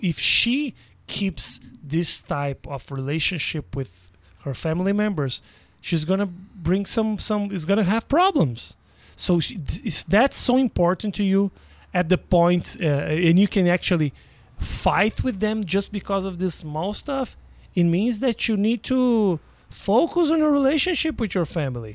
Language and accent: English; Brazil; now in United States